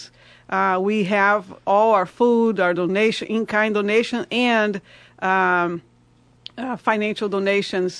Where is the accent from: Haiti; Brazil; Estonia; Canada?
Brazil; English is a second language; also born or lived in Italy (ancestry); now in Salem, United States; I'm descendant, Italian descendant, but I'm from Brazil